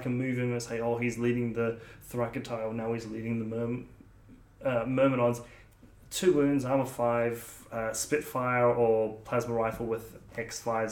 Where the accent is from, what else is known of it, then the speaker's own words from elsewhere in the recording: New South Wales, Australia; I am actually born in New South Wales